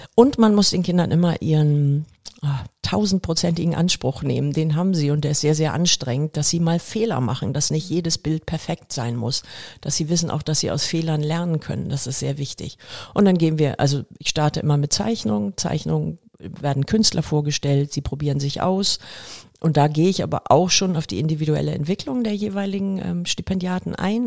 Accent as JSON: {"language": "German", "region": "Hamburg", "country": "Germany", "tie": "born or raised there", "said": "Ich bin hier in Volksdorf aufgewachsen"}